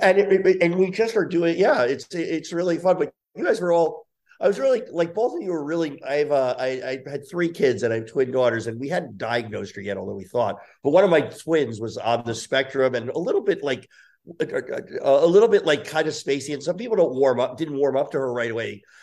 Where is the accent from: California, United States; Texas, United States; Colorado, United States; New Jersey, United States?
New Jersey, United States; I grew up in Jersey, outside of there